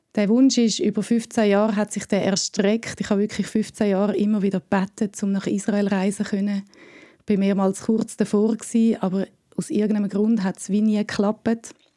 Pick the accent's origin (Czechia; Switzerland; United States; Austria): Switzerland; ich bin aus der Schweiz, aber auch halb Deutsche